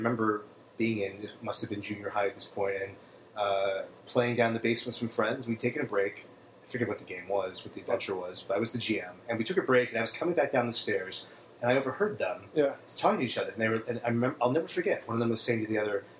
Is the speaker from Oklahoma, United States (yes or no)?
no; Ohio, United States; Probably junior high, growing up in Ohio.